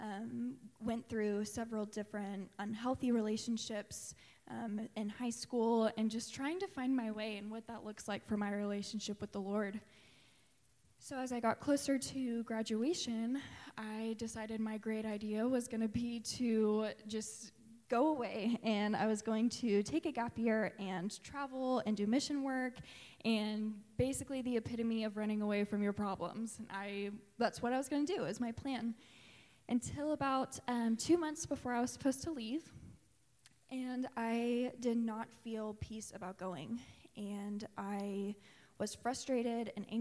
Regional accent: Tulsa, Oklahoma, United States; I grew up in Tulsa going to Asbury United Methodist Church

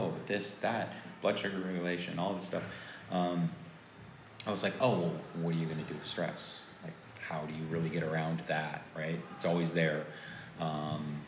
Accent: Florida, United States; moved away as an adult; now in Los Angeles, United States; I grew up in Florida

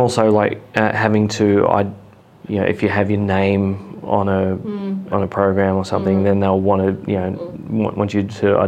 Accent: Balmain, New South Wales, Australia; I was born and raised in Balmain. Yeah. It was a Leichhardt Council area.

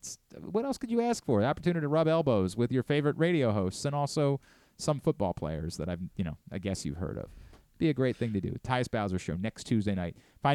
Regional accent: Baltimore, Maryland, United States; my 12th and 13th birthdays are very cool for me as a kid growing up in Baltimore

